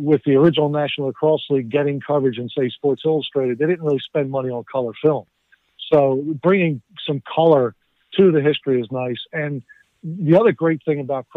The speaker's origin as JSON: {"language": "English", "region": "southern New Jersey", "country": "United States", "tie": "born or raised there", "also_born_or_lived": "Nova Scotia, Canada", "said": "Although I was born in Nova Scotia, I grew up in the southern New Jersey area outside of Philadelphia"}